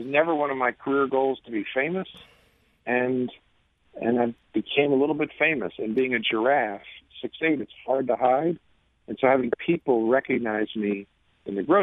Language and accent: English; the New York area, United States; moved away; I grew up in the New York area